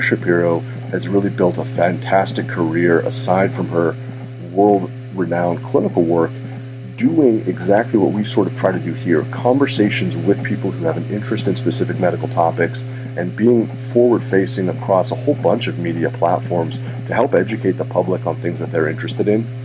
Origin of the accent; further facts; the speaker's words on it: Santa Rosa, California, United States; my hometown of Santa Rosa